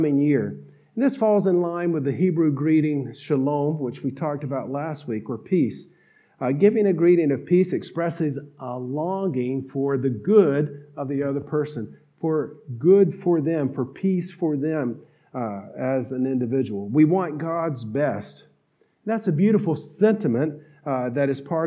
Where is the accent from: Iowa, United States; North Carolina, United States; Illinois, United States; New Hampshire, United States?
North Carolina, United States; accent: twang; I grew up in North Carolina